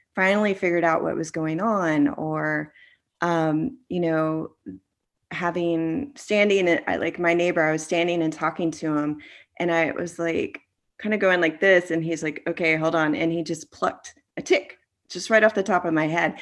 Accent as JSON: {"language": "English", "region": "Florida", "country": "United States", "tie": "born or raised there", "said": "growing up in Florida"}